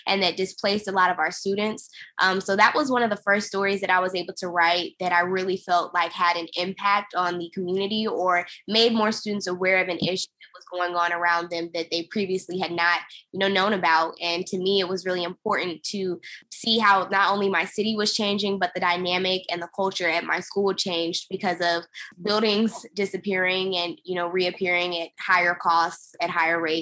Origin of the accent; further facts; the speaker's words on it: Charlotte, North Carolina, United States; moved away as an adult; now in Washington, D.C., United States; I was born in Charleston, South Carolina, and I moved to Charlotte, North Carolina, where I was raised intensely by my mother